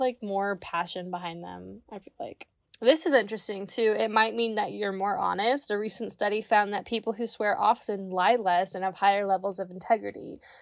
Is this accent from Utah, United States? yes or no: no; Kansas, United States; I'm from Kansas